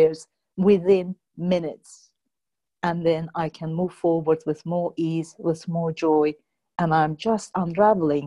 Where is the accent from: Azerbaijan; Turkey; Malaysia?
Azerbaijan; moved away as an adult; also born or lived in United Kingdom; I come originally from Azerbaijan